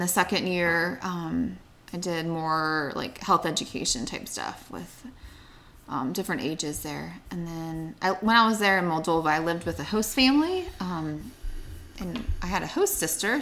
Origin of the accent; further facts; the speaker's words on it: Bethel Park, Pennsylvania, United States; moved away; also born or lived in Asheville; I grew up in Pittsburgh, so a town south of Pittsburgh called Bethel Park.